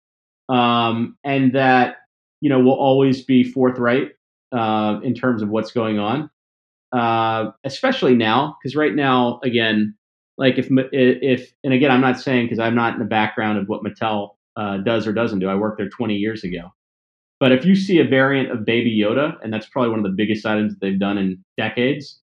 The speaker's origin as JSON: {"language": "English", "region": "the South", "country": "United States", "tie": "born or raised there", "also_born_or_lived": "Mississippi / Tennessee / Columbus, Mississippi", "moved": "yes", "said": "I grew up in Mississippi and Tennessee"}